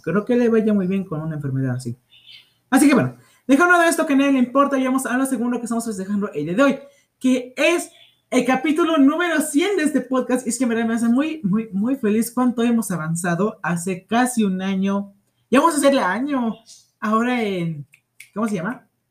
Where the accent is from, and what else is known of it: Mexico